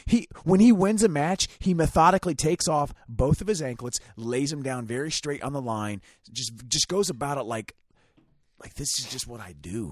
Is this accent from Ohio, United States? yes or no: yes; Ohio, United States; We're from Ohio